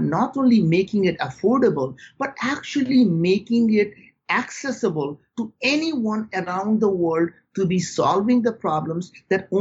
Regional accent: India; moved away; growing up in India

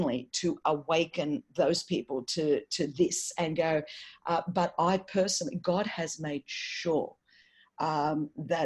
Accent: Sydney, New South Wales, Australia; I wasn't born at Crown Street Women's Hospital here in Sydney

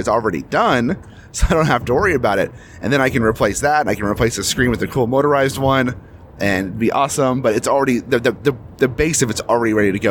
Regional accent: Kitsap County, Washington, United States; moved away as an adult; now in King County, United States; We're from Kitsap. We're used to that, and we're now in King County.

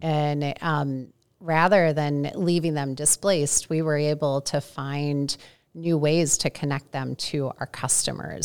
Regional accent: St. Louis, Missouri, United States; moved away as an adult; also born or lived in Indiana / Ohio; now in Minneapolis, United States; I am a Midwesterner. I grew up in Saint Louis

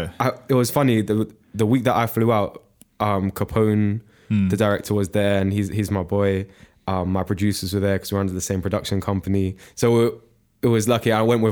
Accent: United Kingdom; I'd say I'm really British, so I'm used to Londoners. I know my way around London.

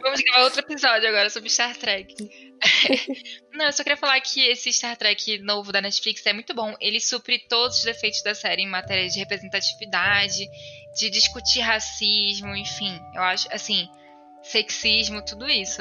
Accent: Manaus, Amazonas, Brazil; moved away as an adult; also born or lived in São Paulo; now in Belo Horizonte, Brazil; eu nasci em Manaus e eu Estudei minha vida toda e me formei lá em direito e saí de lá com acho que cerca de 22 anos assim.

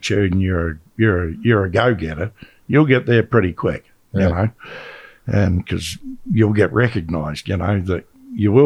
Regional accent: Australia; we're from Australia

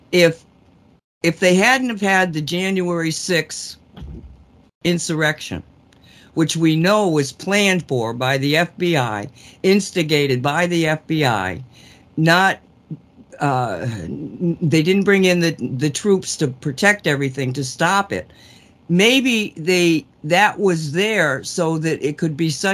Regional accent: United States; on my knees grateful for being an American

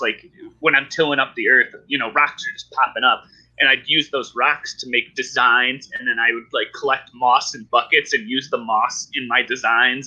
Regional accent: Ohio, United States; moved away as an adult; also born or lived in Colorado; I was born and raised in Ohio

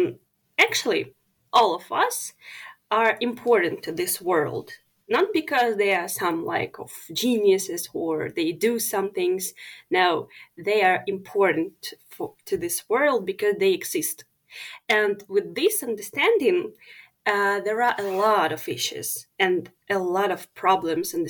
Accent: Ukraine; as I am Ukrainian

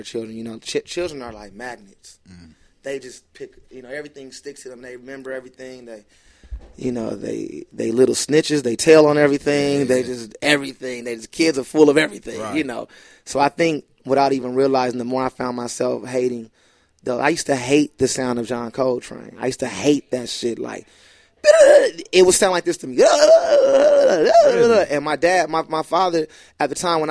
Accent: Los Angeles, California, United States; I grew up in the Crenshaw district, fresh out the hospital from Slauson and West Boulevard

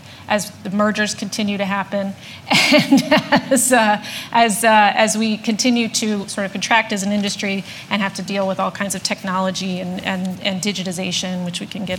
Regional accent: Setauket, New York, United States; moved away; So I'm from Setauket, exit 62, right? I went to Ward Melville High School.

